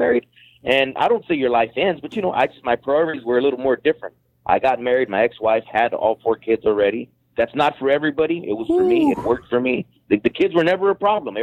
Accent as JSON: {"language": "English", "region": "California", "country": "United States", "tie": "born or raised there"}